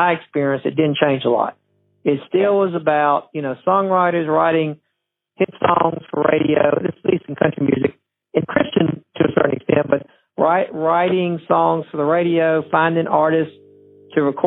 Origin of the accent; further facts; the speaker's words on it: Georgia, United States; moved away as an adult; also born or lived in South Mississippi / Mississippi; now in Nashville, United States; I was born in South Mississippi. Grew up in Georgia, and then went to a school in Mississippi. Moved to Nashville in 1983